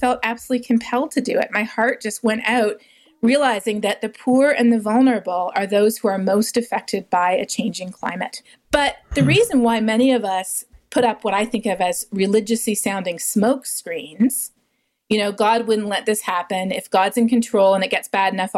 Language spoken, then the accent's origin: English; Canada; moved away; also born or lived in South America; growing up in Canada